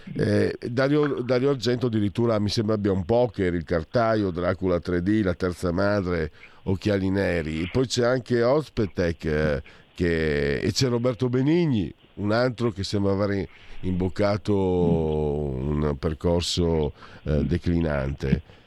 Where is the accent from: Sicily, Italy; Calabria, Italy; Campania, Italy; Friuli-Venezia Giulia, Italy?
Friuli-Venezia Giulia, Italy; io vengo dal Friuli, tra Friuli e Veneto